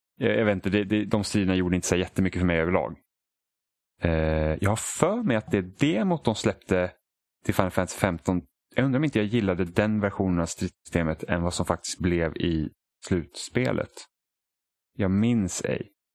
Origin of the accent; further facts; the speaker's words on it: Sweden; vi är svenskar